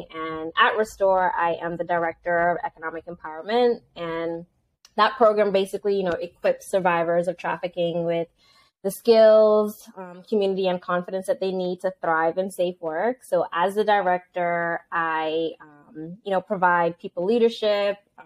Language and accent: English; Antigua & Barbuda; moved away; I am from Antigua and Barbuda, so that's an island in the Caribbean